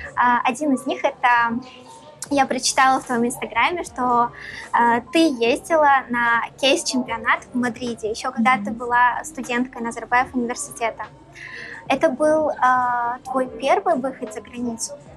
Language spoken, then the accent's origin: Russian; Karaganda, Karaganda Region, Kazakhstan; я, например, родилась в Караганде, и все свое детство я провела, наоборот, на севере Казахстана